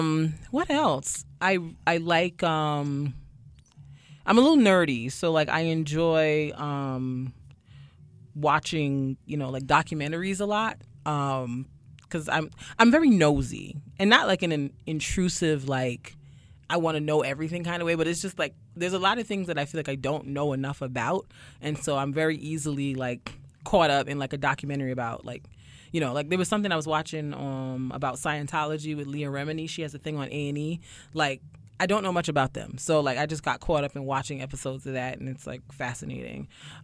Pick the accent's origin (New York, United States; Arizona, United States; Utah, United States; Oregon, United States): New York, United States; Brooklyn; also born or lived in Barbados / Queens; I just think I'm just a regular schmegler degler girl from Barbados / Queens / Brooklyn. I was born in Brooklyn, so I've been told I should claim it, but, you know.